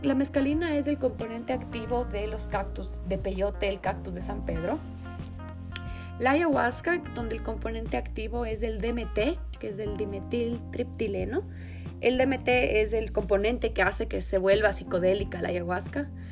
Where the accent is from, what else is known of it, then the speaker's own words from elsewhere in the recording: Ecuador; also born or lived in England; como ecuatorianos, sino como latinoamericanos